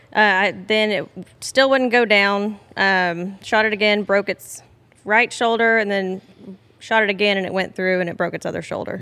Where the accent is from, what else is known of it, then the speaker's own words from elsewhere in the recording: Beaumont, Texas, United States; I am actually from this area of Southeast Texas, specifically Beaumont. And I've born and raised here